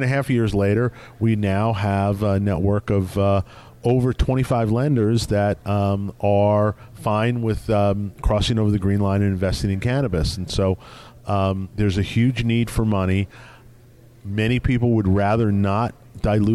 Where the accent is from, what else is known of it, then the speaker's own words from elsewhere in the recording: New York, United States; I grew up in New York